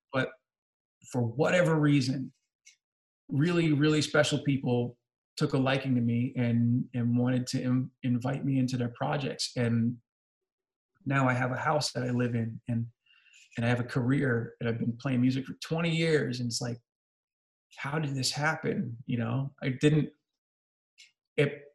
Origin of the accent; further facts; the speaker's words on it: New Jersey, United States; I'm from New Jersey